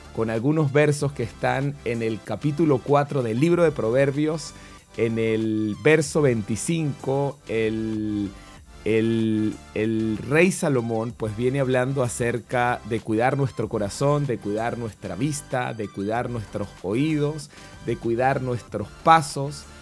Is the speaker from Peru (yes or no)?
no; Venezuela; now in Santiago, Chile; yo soy venezolano y vivimos en Santiago de Chile